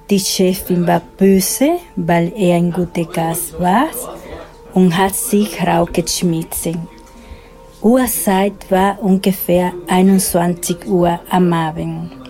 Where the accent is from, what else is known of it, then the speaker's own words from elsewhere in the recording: Dominican Republic; German is a second language; also born or lived in Switzerland; now in Austria; Ich bin von der Dominikanischen Republik nach Schweiz gekommen und dann hier